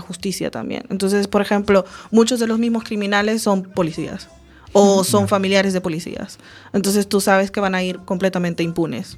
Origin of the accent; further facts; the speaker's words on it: Venezuela; also born or lived in Galicia; now in Spain; Coruña es un poco parecido en tamaño a de donde vengo yo. Y mi ciudad tiene muchos problemas de criminalidad ahora. Y cuando yo estaba creciendo había, pero era una ciudad bastante tranquila